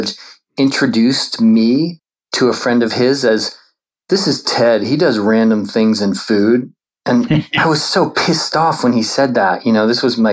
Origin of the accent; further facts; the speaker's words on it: Charleston, South Carolina, United States; also born or lived in New York City; My parents moved from New York City to Charleston, South Carolina, and I would say we grew up in Charleston